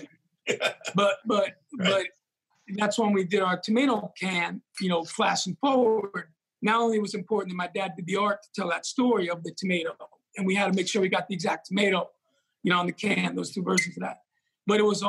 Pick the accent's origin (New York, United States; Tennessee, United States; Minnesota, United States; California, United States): New York, United States; moved away; growing up in New York and, you know, in the Bronx